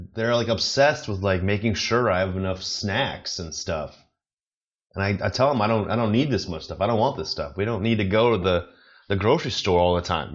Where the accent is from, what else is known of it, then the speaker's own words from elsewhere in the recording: United States; moved away; I'm American. I don't live in America